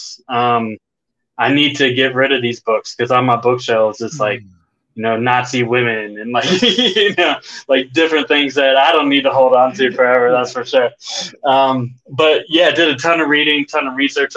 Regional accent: United States; I am from America and I speak English

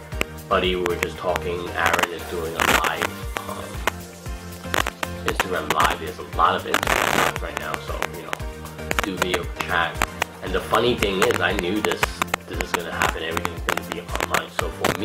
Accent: United States; we were raised and born here. I consider myself as American

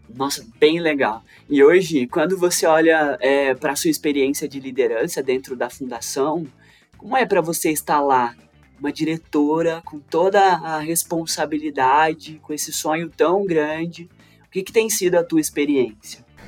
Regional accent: Três Corações, Minas Gerais, Brazil; Eu nasci numa favela em Minas Gerais, em Três Corações

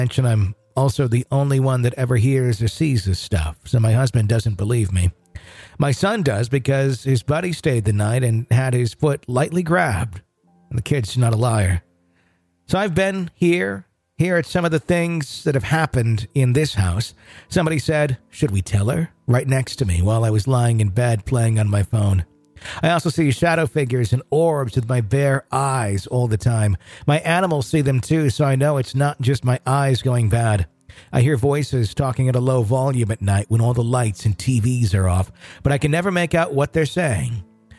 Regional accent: Arkansas, United States; moved away as an adult; now in North Carolina, United States; We moved from my home state of Arkansas to North Carolina at the very end of 2013.

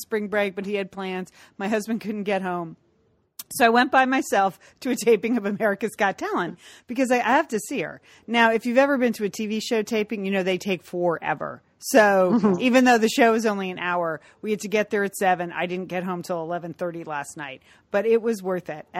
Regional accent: Connecticut, United States; now in Pasadena, United States; We grew up in Connecticut.

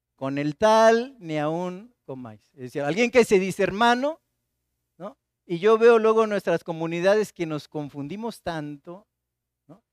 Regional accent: Martínez de la Torre, Veracruz, Mexico; now in Xalapa, Mexico; Yo soy de Martínez de la Torre

